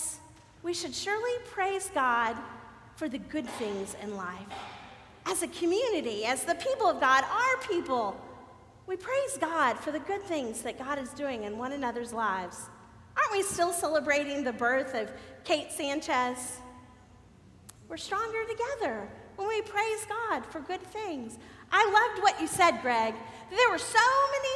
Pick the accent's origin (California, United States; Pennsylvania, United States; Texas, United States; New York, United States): Texas, United States; Galveston; I'm born and raised in Galveston, Texas